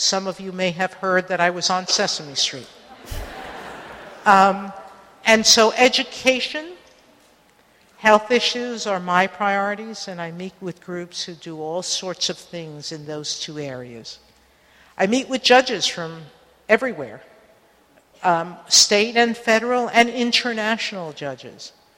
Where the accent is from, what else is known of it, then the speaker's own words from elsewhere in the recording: New York City, New York, United States; the lesson I grew up with in the Bronx